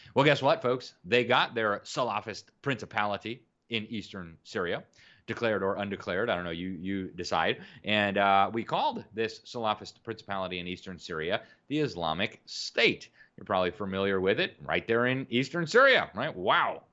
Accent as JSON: {"language": "English", "town": "Miami", "region": "Florida", "country": "United States", "tie": "born or raised there", "said": "That's my hometown"}